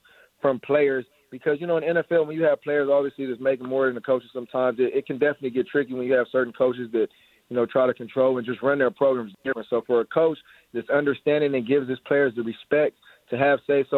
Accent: Long Beach, California, United States; moved away as an adult; to be back in my hometown and, you know, man, just excited about the future, man, that it brings here in L.A.

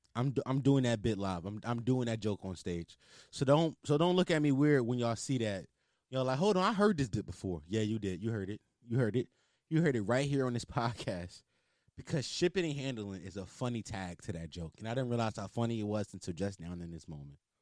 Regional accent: Philadelphia, Pennsylvania, United States; accent: Philly; I just went heavy into my Philly accent. Sometimes it just be popping out of me

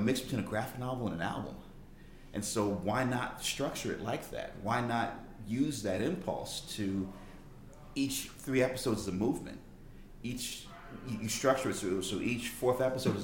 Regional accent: Storrs, Connecticut, United States; moved away; I grew up in Storrs, Connecticut.

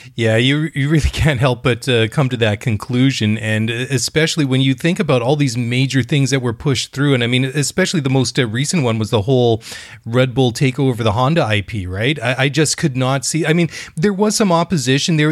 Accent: Canada; I'm Canadian guy

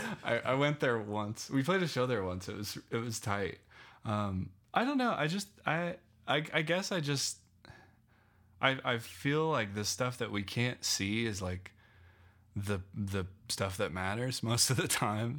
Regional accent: Loveland, Colorado, United States; also born or lived in Phoenix / New York; I grew up in Loveland, um, my, until I was eighteen

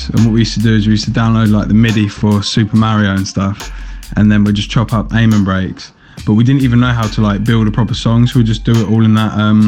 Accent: Southend-on-Sea, East of England, United Kingdom; moved away as an adult; now in Ipswich, United Kingdom; I'm originally from Southend, Essex. I'm an Essex boy. But, I've lived in Ipswich for God knows how long. Over 10 years now.

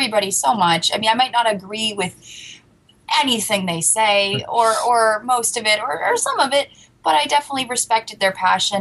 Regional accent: United States; growing up in the United States

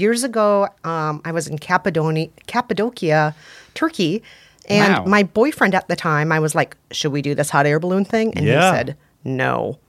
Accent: Minnesota, United States; now in New York, United States; I'm originally from Minnesota, and we had our own celebrity meteorologist there named Paul Douglas

